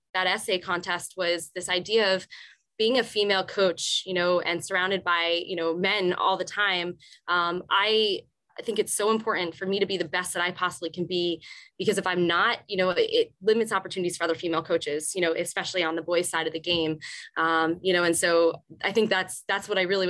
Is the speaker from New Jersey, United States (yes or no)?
yes; Morristown, New Jersey, United States; I grew up in Morristown, New Jersey, about 15, 20 minutes from where I teach now